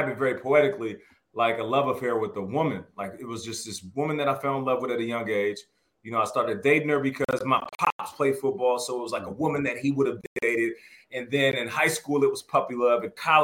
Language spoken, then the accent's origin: English; Seattle, Washington, United States; also born or lived in Canada; I got Canadian roots, Canadian passport, but I was raised in Seattle